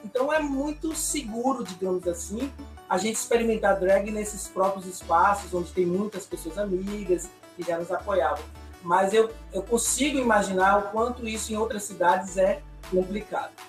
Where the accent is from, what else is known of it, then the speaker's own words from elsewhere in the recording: Ilhéus, Bahia, Brazil; eu sou de Ilhéus, aqui no interior da Bahia, né? Litoral Sul